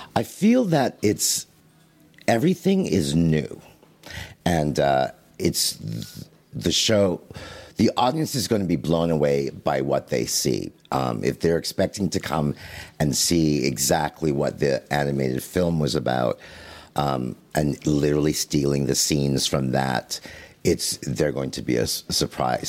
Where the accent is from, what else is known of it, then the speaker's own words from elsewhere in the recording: Canada; I'm Canadian